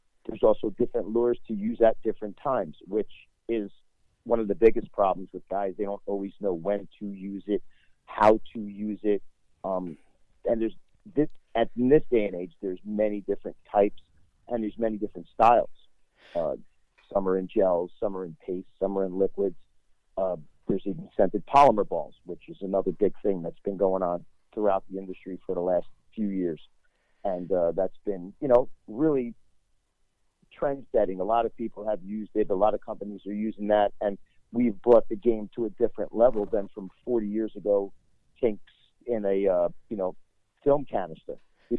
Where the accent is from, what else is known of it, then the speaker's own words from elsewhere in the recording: New Jersey, United States; Well, I grew up in a huge hunting family. Even though I come from New Jersey, I come actually from the biggest city in New Jersey, but my whole family hunted.